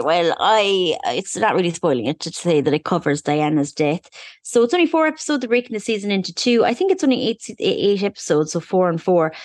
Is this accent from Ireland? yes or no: yes; Ireland; being an Irish person